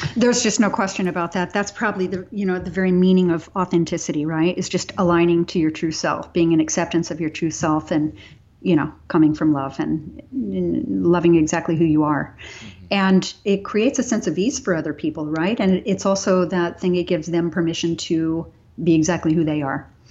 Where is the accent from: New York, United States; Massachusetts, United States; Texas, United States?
Texas, United States; I grew up in Texas